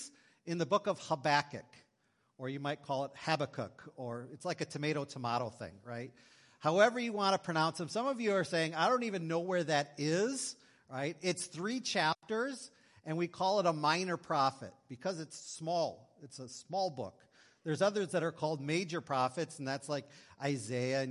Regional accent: Green Bay, Wisconsin, United States; moved away as an adult; also born or lived in North Dakota; I grew up in Green Bay, Wisconsin

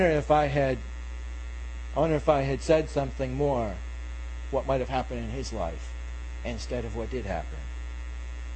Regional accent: England, United Kingdom; I'm English.

